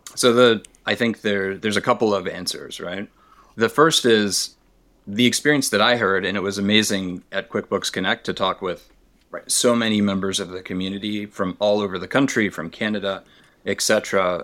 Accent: Tennessee, United States; I grew up in Tennessee

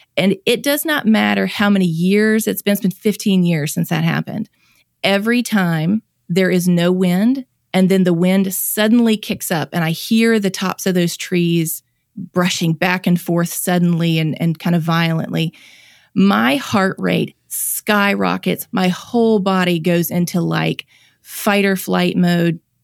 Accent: Mississippi, United States; I'm born and raised in Mississippi, have lived here my whole life

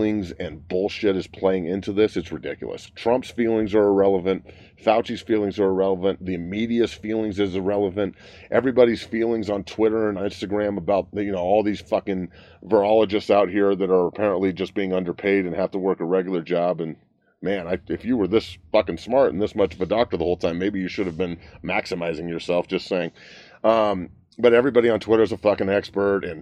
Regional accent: United States; I'm an American

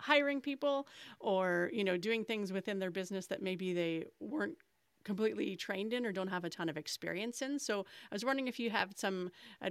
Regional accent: Canada; I'm the Canadian co-host, and poutine is definitely a staple here

